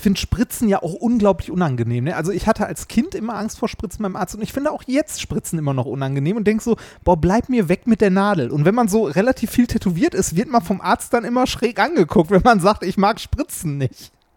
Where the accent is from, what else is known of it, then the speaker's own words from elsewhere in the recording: Essen, North Rhine-Westphalia, Germany; ich komme ja aus Essen und ähm, ich bin ohne Scheiß wahrscheinlich so zwei Kilometer von der Weststadthalle entfernt bin ich aufgewachsen